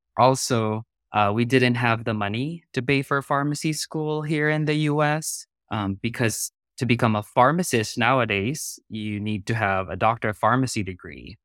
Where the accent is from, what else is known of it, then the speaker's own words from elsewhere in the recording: Philippines; moved away as an adult; also born or lived in South Korea / North Carolina / Texas / Georgia; now in San Diego, United States; I was born and raised in the Philippines, but I immigrated to the United States in two thousand and ten.